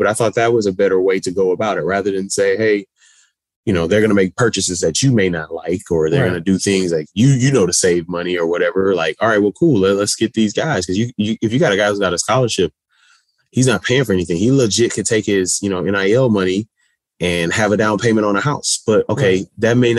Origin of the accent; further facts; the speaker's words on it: Houston, Texas, United States; my growing up in Houston, Texas